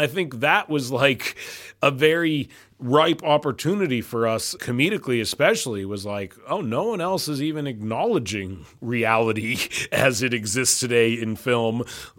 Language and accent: English; Canada; As a Canadian, I'm appalled I wasn't told of this.